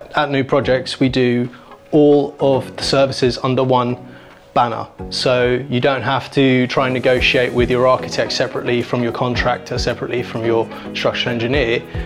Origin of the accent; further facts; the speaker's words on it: London, United Kingdom; I grew up in West Kensington, so I know the area very well.